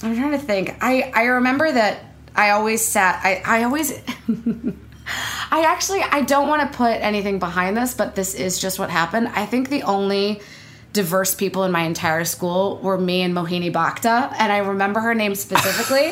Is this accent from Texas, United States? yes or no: no; Beverly, Massachusetts, United States; now in New York, United States; I was born in Beverly